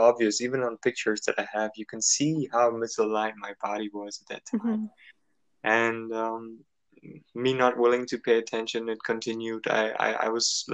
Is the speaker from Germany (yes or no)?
yes; Germany; moved away as an adult; also born or lived in United States; originally I'm from Germany, and I left Germany at the age of 18 and actually 19